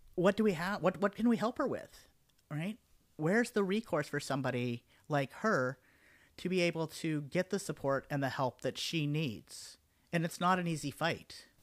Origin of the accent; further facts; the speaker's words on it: Denver, Colorado, United States; now in Houston, United States; I was growing up in Denver, and then I moved here to Houston